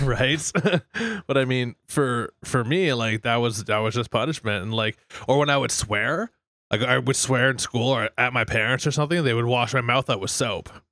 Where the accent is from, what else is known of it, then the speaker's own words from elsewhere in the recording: Fort McMurray, Alberta, Canada; now in Miami, United States; that's where I grew up